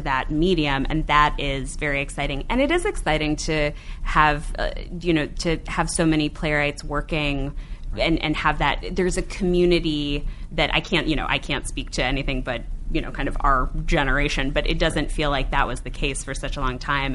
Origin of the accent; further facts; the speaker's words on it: Cleveland, Ohio, United States; Cleveland, Ohio, my hometown